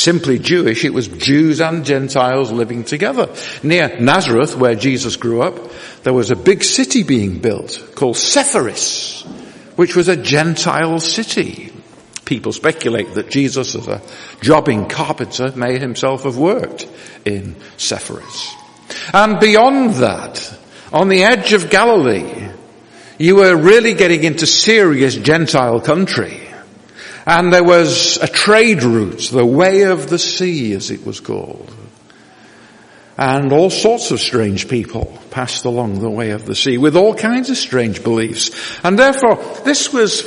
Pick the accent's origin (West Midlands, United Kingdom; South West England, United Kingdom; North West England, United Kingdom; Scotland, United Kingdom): North West England, United Kingdom; Manchester; moved away as an adult; I am what you might call a professional northerner, born and bred in Manchester, and therefore a Mancunian and a Lancastrian